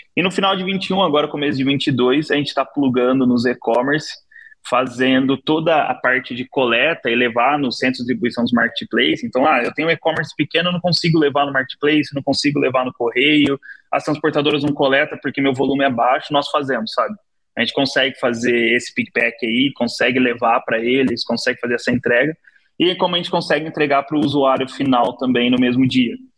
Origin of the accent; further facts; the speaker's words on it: São Paulo, Brazil; also born or lived in Taquaritinga; Eu sou de Abdicaval, nasci lá desde, desde pequeno